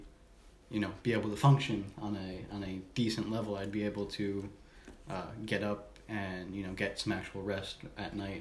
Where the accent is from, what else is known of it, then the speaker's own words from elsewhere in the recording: Connecticut, United States; now in Maine, United States; I grew up in Connecticut